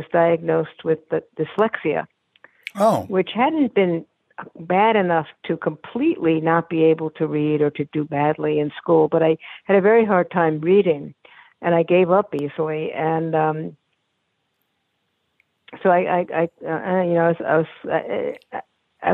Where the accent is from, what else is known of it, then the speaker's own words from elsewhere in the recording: New York City, New York, United States; I was born in New York Hospital, and I grew up on East 23rd Street between 2nd and 3rd Avenues.